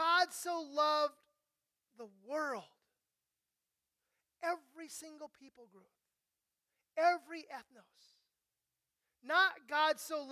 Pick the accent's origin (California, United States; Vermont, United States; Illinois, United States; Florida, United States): California, United States; Southern; I grew up mostly here in Southern California